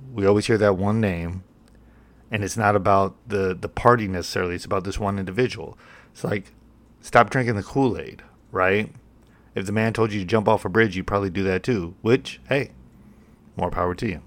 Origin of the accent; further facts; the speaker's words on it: United States; I'm an American